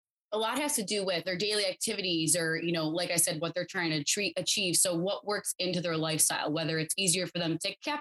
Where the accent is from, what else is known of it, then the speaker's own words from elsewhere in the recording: Buffalo, New York, United States; I'm from Buffalo. I graduated Clarence High School in 2012.